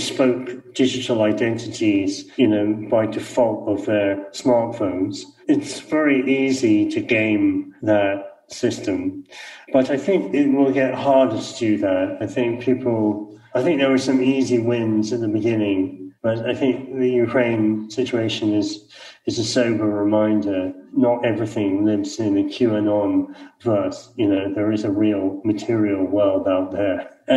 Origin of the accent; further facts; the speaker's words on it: Scotland, United Kingdom; I'm Scottish